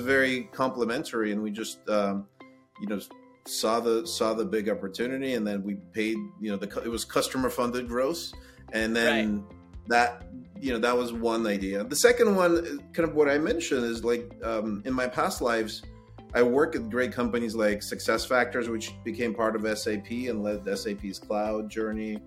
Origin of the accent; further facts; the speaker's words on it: Kyiv, Ukraine; now in United States; I was born in Ukraine in Kiev